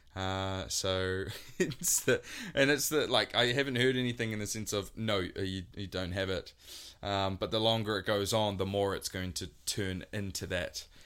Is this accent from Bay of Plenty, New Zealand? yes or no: no; Waikato, New Zealand; growing up in the Waikato